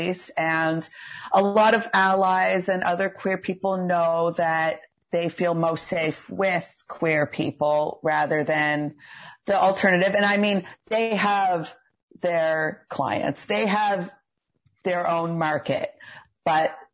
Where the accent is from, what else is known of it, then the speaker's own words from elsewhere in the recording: Port Hawkesbury, Nova Scotia, Canada; now in Dartmouth, Canada; I'm from Cape Breton. I'm from Port Hawkesbury originally, but I've been here since 2009